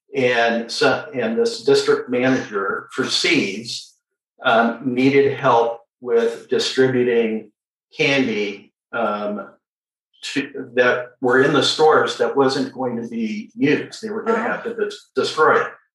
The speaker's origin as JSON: {"language": "English", "town": "San Diego", "region": "California", "country": "United States", "tie": "born or raised there", "said": "I'm a second generation San Diegan, so born and raised. I was born at Mercy Hospital. Uh, I grew up in Mission Hills"}